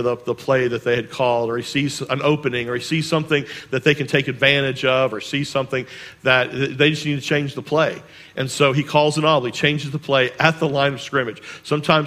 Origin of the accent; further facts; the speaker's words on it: Charleston, South Carolina, United States; I grew up here in Charleston, and I grew up on James Island